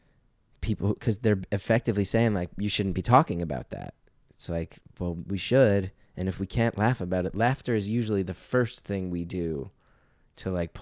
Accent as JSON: {"language": "English", "region": "New York", "country": "United States", "said": "And I'm a New Yorker. Like I said, like that's, it's not a rare thing to meet people in therapy in New York."}